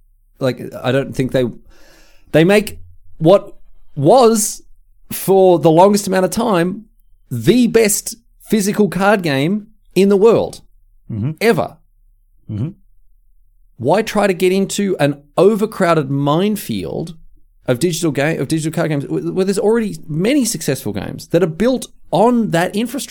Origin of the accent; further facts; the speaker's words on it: Australia; I offer $20 Australian because we're Australian.